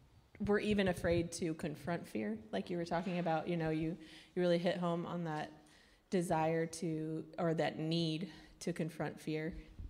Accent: Jacksonville, Florida, United States; moved away as an adult; now in Ireland; The crazy bunch on the front row is mine. we come from Jacksonville, Florida. We felt like God was calling us to Ireland at the beginning of 2019, right?

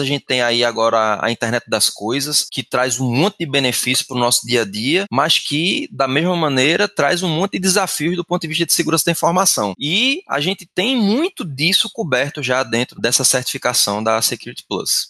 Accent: Recife, Pernambuco, Brazil; eu sou de Recife, Pernambuco

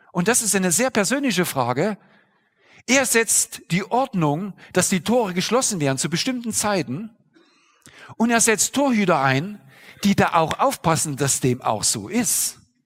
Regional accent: eastern Germany, Germany; Ich bin zum Beispiel im Osten Deutschlands groß geworden

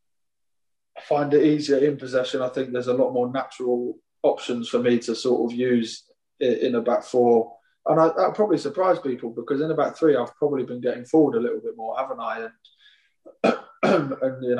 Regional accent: England, United Kingdom; I'm full English

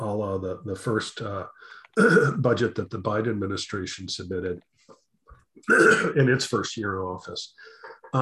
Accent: United States; we as an American society

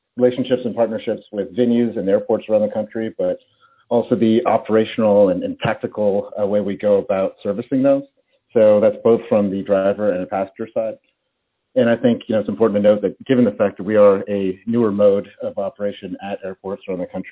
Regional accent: Atlanta, Georgia, United States; moved away as an adult; I actually spent most of my time in Atlanta, Georgia, where I'm from.

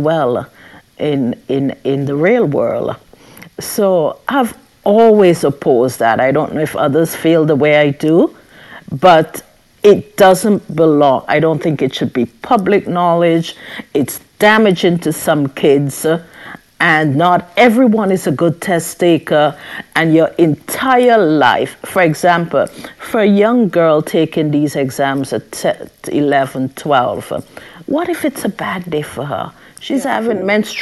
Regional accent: St. Vincent & Grenadines; I grew up in St. Vincent

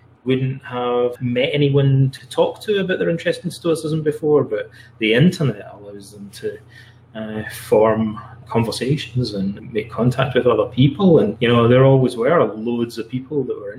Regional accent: Scotland, United Kingdom; also born or lived in London, England; now in Canada; I'm from Scotland originally.

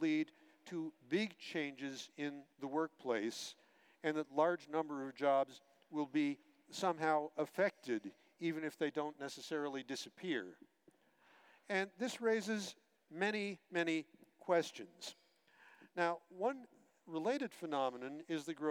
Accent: United States; I'm American too, by birth

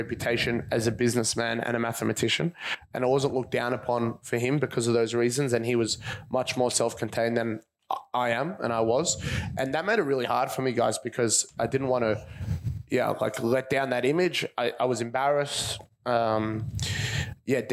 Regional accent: Caulfield, Victoria, Australia; I grew up just around here. I grew up in Caulfield.

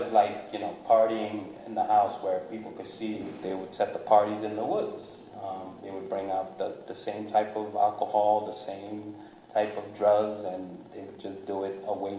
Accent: New Jersey, United States; I grew up in New Jersey, Hyde Park. My parents, we moved a lot. Mm-hmm. So, you know, I grew up in the hooded areas, and then I also grew up in the suburbs.

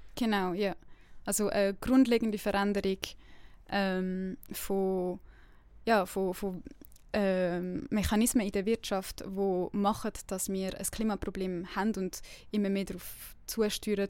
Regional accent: Winterthur, Zurich, Switzerland; now in Lausanne, Switzerland; ich bin ursprünglich aus Winterthur und lebe jetzt in Lausanne

